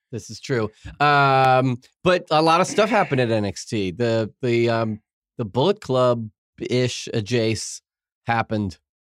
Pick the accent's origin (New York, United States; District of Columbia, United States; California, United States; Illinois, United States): New York, United States; now in Los Angeles, United States; I'm a New Yorker